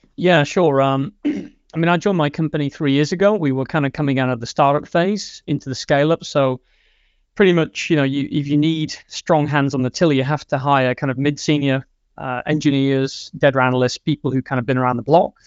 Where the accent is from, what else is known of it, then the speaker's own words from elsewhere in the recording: England, United Kingdom; moved away as an adult; now in Sweden; I am from England. I've been living in Sweden for seven years now.